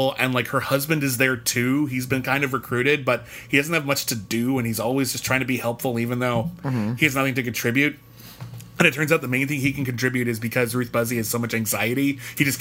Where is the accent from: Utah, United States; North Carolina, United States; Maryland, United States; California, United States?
California, United States; Pasadena; I grew up in Pasadena, California